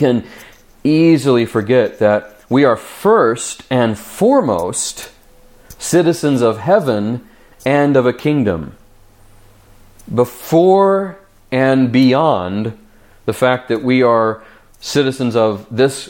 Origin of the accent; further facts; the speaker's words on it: United States; we as the American church